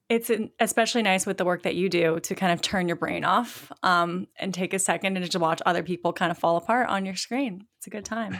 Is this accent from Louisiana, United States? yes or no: no; Virginia Beach, Virginia, United States; moved away; my hometown, uh, Virginia Beach